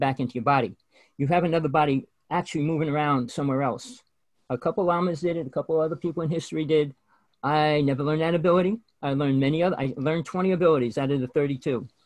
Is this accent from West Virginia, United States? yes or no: no; New Jersey, United States; I grew up in Jersey